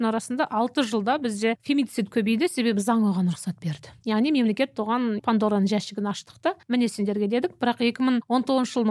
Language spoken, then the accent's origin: Kazakh; Kazakhstan; біз қазақ халқы